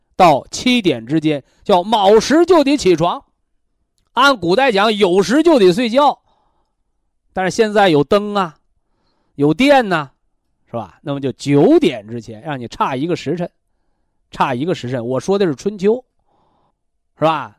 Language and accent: Chinese; China; 我们中国人